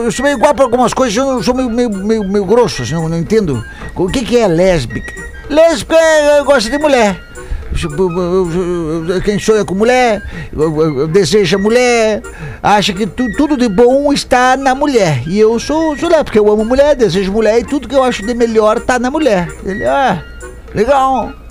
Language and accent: Portuguese; Rio Grande do Sul, Brazil; Sou gaúcho, peão de estância.